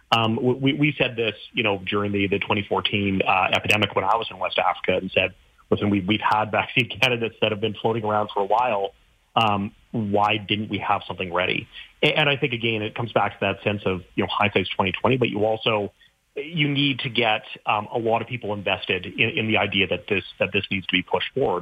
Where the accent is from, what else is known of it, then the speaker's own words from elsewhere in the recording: Saskatchewan, Canada; I grew up in Saskatchewan